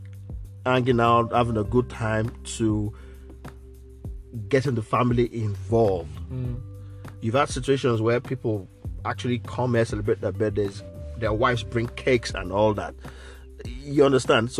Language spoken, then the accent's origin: English; Nigeria; moved away; from Nigeria, from growing up in Nigeria